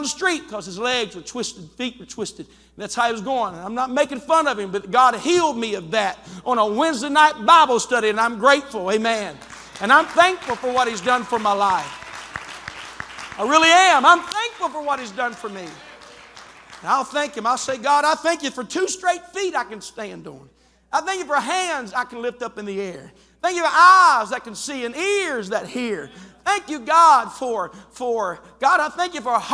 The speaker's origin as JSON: {"language": "English", "region": "West Virginia", "country": "United States", "said": "I'm from West Virginia"}